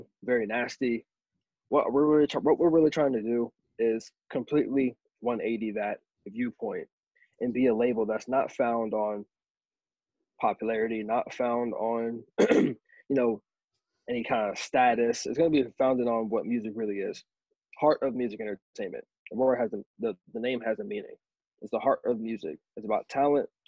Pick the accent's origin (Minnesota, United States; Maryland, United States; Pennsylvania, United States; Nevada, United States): Maryland, United States; Berlin; I'm from Berlin, Maryland. I'm in the United States